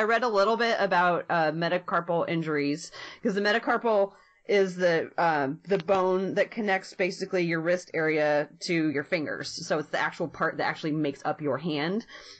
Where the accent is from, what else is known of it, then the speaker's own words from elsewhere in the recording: Portland, Oregon, United States; I grew up in Portland